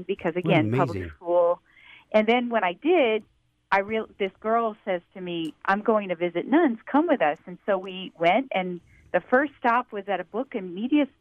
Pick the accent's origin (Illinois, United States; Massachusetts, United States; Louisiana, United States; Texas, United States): Louisiana, United States; South; moved away; I grew up in South Louisiana